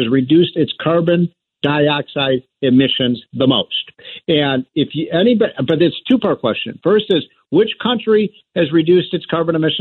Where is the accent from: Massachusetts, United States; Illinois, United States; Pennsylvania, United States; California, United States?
Illinois, United States; Chicago; my hometown of Chicago